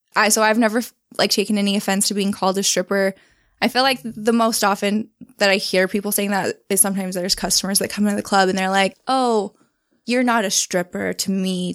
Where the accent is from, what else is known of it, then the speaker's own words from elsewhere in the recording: West Jordan, Utah, United States; also born or lived in Pennsylvania / Salt Lake City; I grew up in West Jordan, um, just out in the suburbs, but now I live in downtown Salt Lake City.